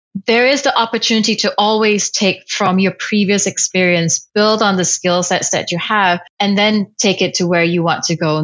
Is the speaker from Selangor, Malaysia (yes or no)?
no; Kuala Lumpur, Federal Territory of Kuala Lumpur, Malaysia; Kuala Lumpur, Malaysia.